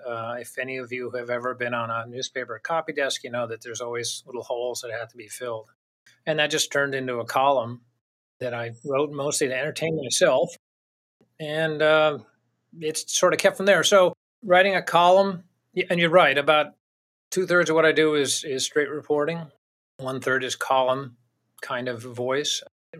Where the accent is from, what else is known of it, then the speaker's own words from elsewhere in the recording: Virginia, United States; also born or lived in Tennessee; now in New Hampshire, United States; Tennessee, I grew up in Virginia, Tennessee, West Virginia, and then up in New Hampshire.